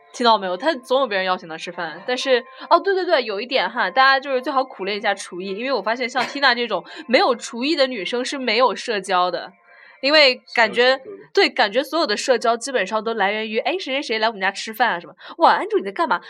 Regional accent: southern China, China; now in Leeds, United Kingdom; 但是我们南方，就我来自一个梅雨季节内裤一个星期都，都晾不干的城市

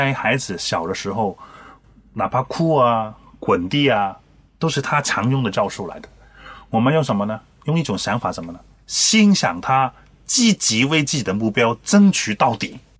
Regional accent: China; 往往我们中国人不认真。

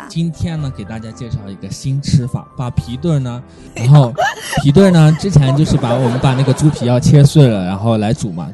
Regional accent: Shanxi, China; 我们山西人呢更喜欢把它就放一些葱姜蒜

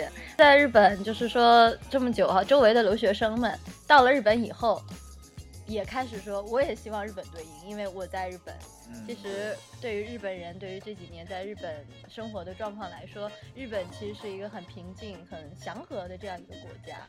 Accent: China; 因为作为中国人的话，可能会觉得支持日本也不舒服，不支持日本也不舒服的这种感觉。

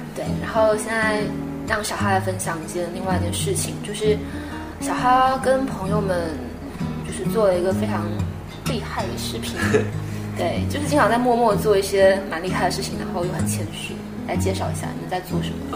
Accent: China; 其实外国人可能真的比我们中国人简单很多

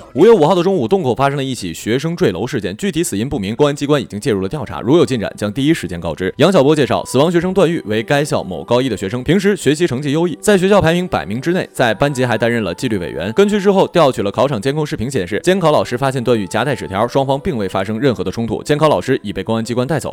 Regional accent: China; 我们中国人

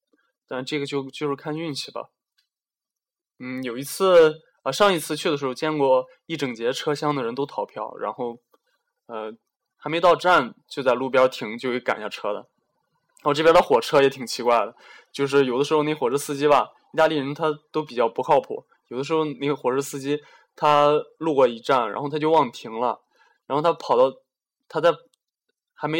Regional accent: Shandong, China; 我我老家是在山东，其实山东也我印象里也不怎么下雪。不知道这两年怎么样，一直都没回去。

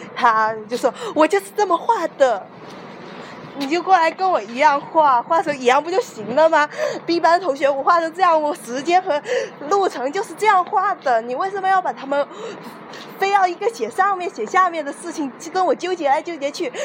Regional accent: Wenzhou, Zhejiang, China; accent: Wenzhou; 我是一个堂堂正正的温州人，咱们的温州口音特别地，呃，外地人模仿不起来吧

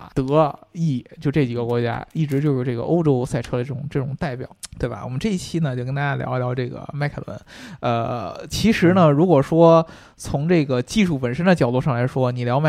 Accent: United Kingdom; 就不止我们英国人，像法拉利啊什么的，

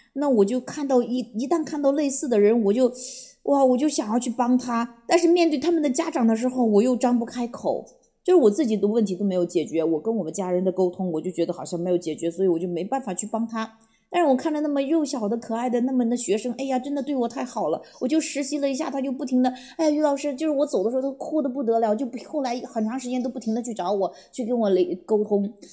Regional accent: Wuyang, Henan, China; 回到武阳，就在这个我的老家的地方

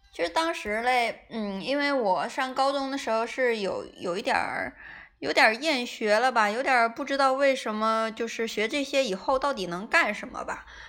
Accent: Jilin, China; moved away as an adult; also born or lived in southern China (family origin); 实际上是南方人，但是因为从小在北方长大，然后我爸妈觉得我应该适应不了，突然跑到南方。

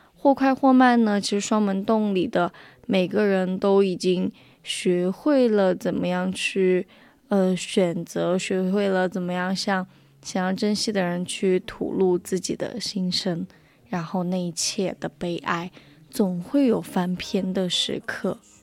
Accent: Guizhou, China; moved away; 我小时候在贵州的时候，就属于住在那种厂里面

